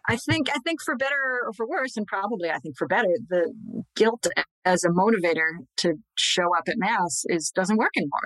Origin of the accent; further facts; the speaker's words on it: Scranton, Pennsylvania, United States; I'm from Scranton. He went to my grade school, to my parish.